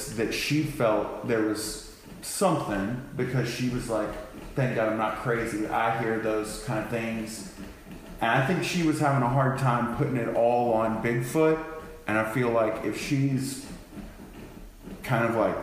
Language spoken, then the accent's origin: English; Texas, United States; I'm from Texas